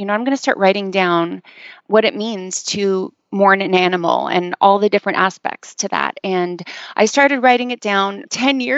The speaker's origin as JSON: {"language": "English", "country": "Canada", "tie": "born or raised there", "moved": "as an adult", "lives_now": "Los Angeles, United States", "said": "I am a Canadian who lives in Los Angeles now. I've been living here for about 10 years."}